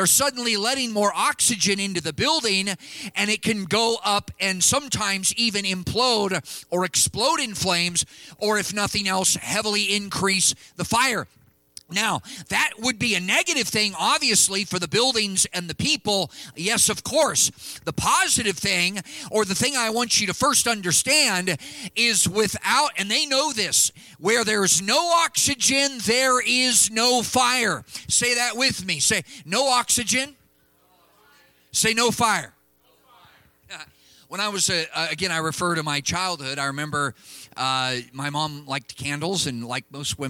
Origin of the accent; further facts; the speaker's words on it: California, United States; moved away; my home state of California